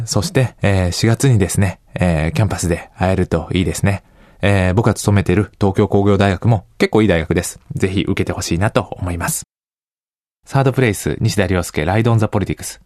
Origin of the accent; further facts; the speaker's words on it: Nara, Japan; moved away as an adult; also born or lived in Kanagawa; 神奈川から奈良に戻るのに、まあ、結構お金もかかる、えー、ことですから、まあ、地元に戻るということもなかったですね。